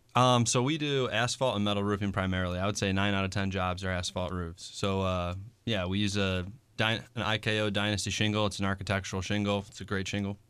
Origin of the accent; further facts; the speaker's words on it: Niagara Falls, New York, United States; moved away; also born or lived in Buffalo, New York; born and raised just north of there, Niagara Falls